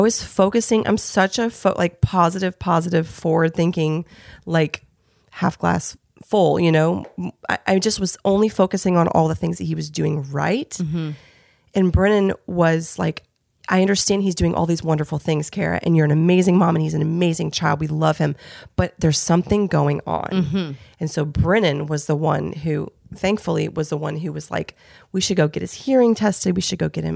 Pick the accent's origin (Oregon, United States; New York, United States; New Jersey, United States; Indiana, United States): Indiana, United States; also born or lived in Los Angeles; now in Nashville, United States; I'm from Indiana.